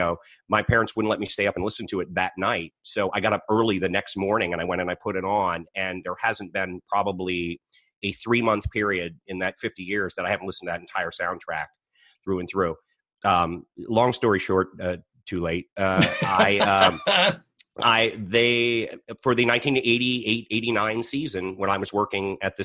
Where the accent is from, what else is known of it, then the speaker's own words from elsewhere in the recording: Arlington, Virginia, United States; moved away as an adult; also born or lived in Washington, D.C. area / Florida; Arlington, Virginia. I'm from the Washington, D.C. area.